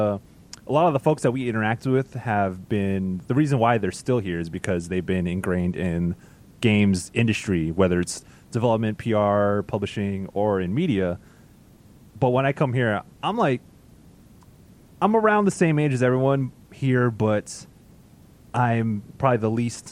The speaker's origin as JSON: {"language": "English", "town": "San Diego", "region": "California", "country": "United States", "tie": "born or raised there", "said": "I grew up in Southeast San Diego"}